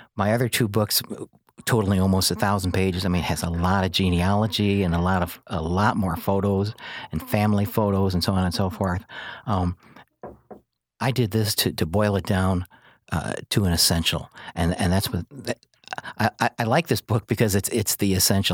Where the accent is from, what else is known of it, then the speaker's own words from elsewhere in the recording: Joliet, Illinois, United States; also born or lived in Naperville / Kankakee; now in Herscher, United States; I was born in Joliet